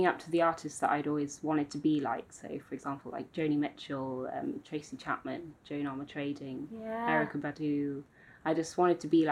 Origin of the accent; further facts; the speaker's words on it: Aberaeron, Wales, United Kingdom; also born or lived in Oxford; I was actually born in Oxford, but I moved over to Wales when I was 3 with my family to the west coast.